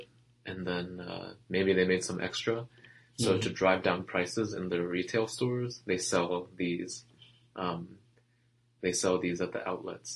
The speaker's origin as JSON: {"language": "English", "region": "Delaware", "country": "United States", "tie": "born or raised there", "said": "you drove past my hometown for sure."}